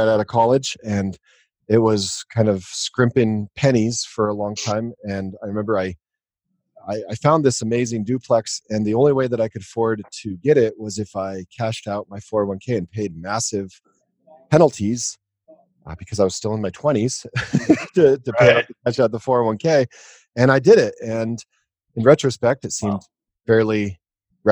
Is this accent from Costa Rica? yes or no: no; Denver, Colorado, United States; I grew up in Denver, Colorado